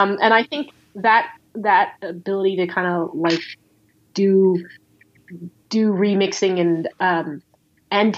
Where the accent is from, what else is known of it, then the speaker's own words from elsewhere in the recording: United States; we as Asian American creators